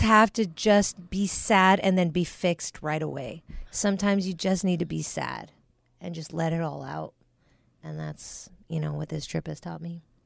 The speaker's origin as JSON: {"language": "English", "country": "United States", "said": "we're Americans."}